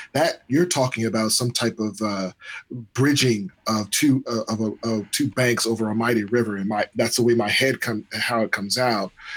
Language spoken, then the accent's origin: English; United States; we're American